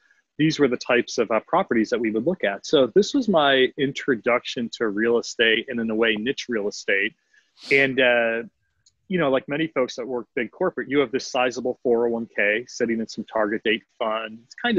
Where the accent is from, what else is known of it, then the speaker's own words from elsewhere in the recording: Northeast, United States; I grew up in the Northeast and was all big company, one of which was GE Capital.